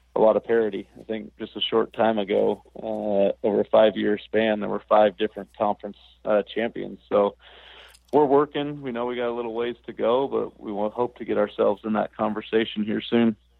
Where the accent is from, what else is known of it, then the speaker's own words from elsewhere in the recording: the Northwest, Pacific Northwest, United States; I grew up in the Northwest